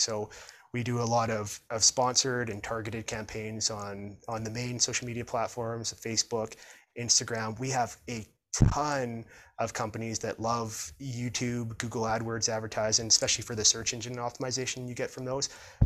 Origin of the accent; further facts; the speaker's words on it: Prince George, British Columbia, Canada; my hometown of Prince George